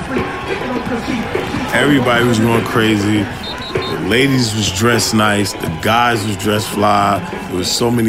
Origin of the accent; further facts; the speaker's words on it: New York City, New York, United States; also born or lived in Harlem, New York; I lived in Brooklyn until I was 8 years old in Crown Heights and in Bed-Stuy